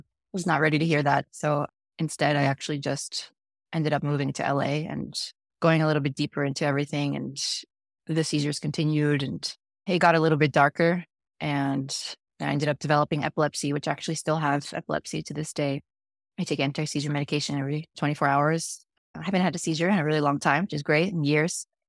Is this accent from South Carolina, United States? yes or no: no; Dallas, Texas, United States; born or raised there; also born or lived in Chihuahua, Mexico